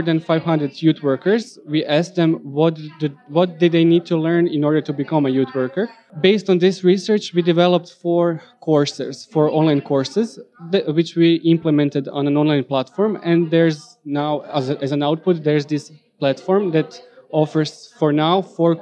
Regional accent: Croatia; I'm from Croatia

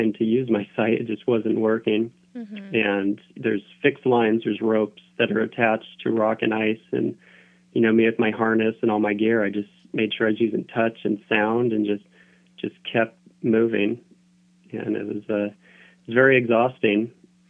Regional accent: Southern Oregon, United States; moved away as an adult; I grew up in Southern Oregon, so I was always climbing the peaks around my, you know, where I grew up.

